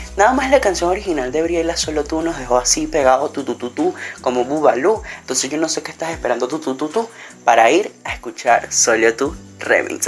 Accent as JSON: {"language": "Spanish", "country": "Venezuela", "tie": "born or raised there", "said": "mi país natal, Venezuela"}